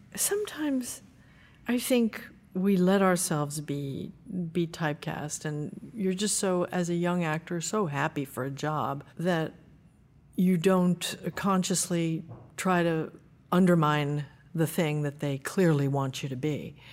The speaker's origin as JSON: {"language": "English", "region": "New Jersey", "country": "United States", "tie": "born or raised there", "said": "I was born in New Jersey"}